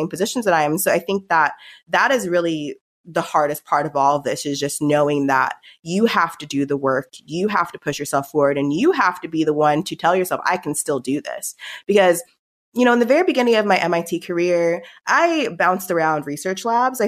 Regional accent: Palm Springs, California, United States; moved away as an adult; also born or lived in Stanford / Cambridge, Massachusetts; I grew up in Palm Springs

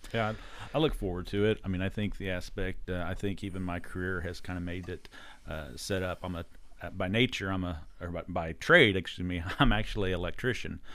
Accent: Bolivar, Missouri, United States; also born or lived in Alton, Illinois; I'm from Bolivar. So I graduated high school from Bolivar

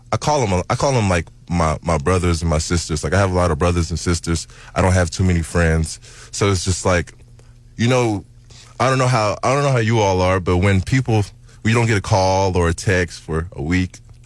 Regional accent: Kansas City, Missouri, United States; I grew up in Kansas City, Missouri.

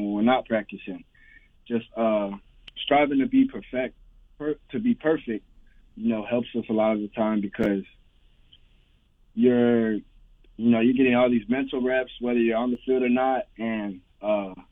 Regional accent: Florida, United States; I'm from Florida. I've been from Florida all my life, and I've lived here all my life

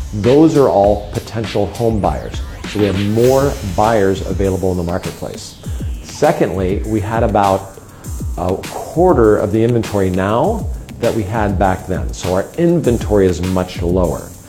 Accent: Sun Valley, Idaho, United States; moved away as an adult; now in San Luis Obispo County, United States; I grew up in Sun Valley, Idaho

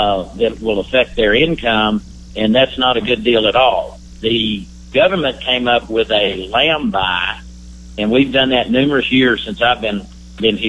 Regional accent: San Angelo, Texas, United States; my hometown, San Angelo, Texas.

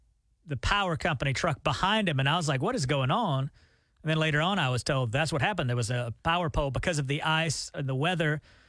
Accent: Tallassee, Alabama, United States; my hometown is called Tallahassee, Alabama.

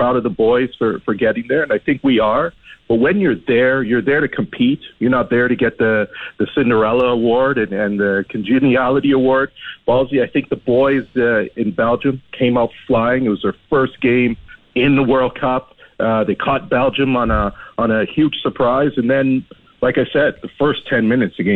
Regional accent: Jamaica; now in Canada; growing up in Jamaica

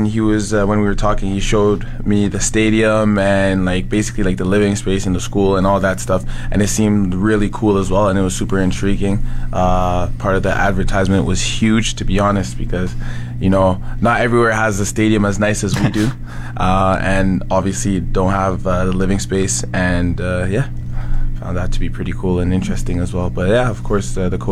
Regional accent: Red Deer, Alberta, Canada; also born or lived in Ottawa, Ontario / Calgary, Alberta; No, I was born in Ottawa. I moved around a few times. I did get picked up in Calgary, but I am from Red Deer.

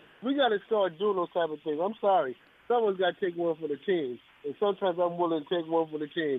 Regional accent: Los Angeles, California, United States; I'm from Watts.

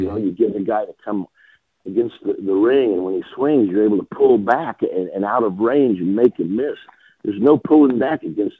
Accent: Tulsa, Oklahoma, United States; somebody that was born and raised in Tulsa, like myself.

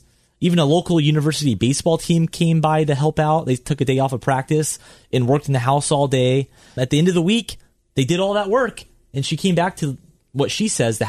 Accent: the South, United States; I grew up in the South.

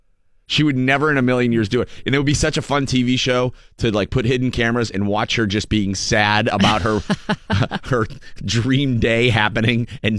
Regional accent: Erie, Pennsylvania, United States; I grew up in Erie

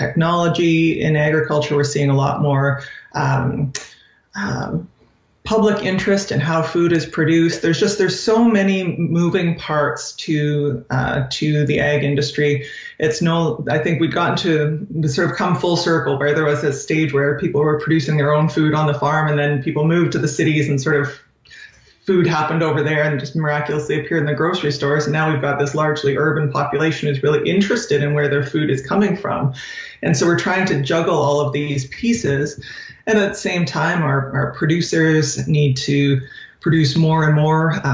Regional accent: Saskatchewan, Canada; moved away as an adult; also born or lived in California; now in Saskatoon, Canada; I grew up in Saskatchewan, so I grew up on a farm just north of St. Bruce, Saskatchewan, a mixed farm

